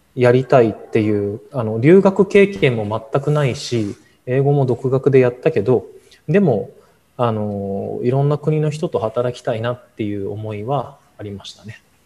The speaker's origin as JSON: {"language": "Japanese", "country": "Japan", "tie": "born or raised there", "said": "日本生まれ育ち"}